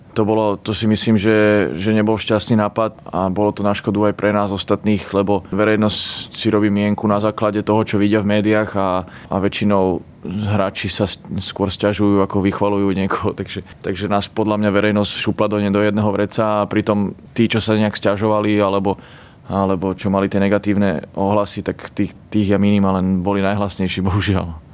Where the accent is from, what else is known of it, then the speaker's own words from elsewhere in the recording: Slovakia; doma na Slovensku